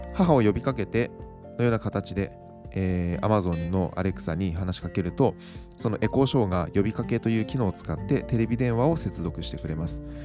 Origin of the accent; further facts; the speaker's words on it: Miyagi, Japan; now in Tokyo, Japan; 私の実家は宮城県にあります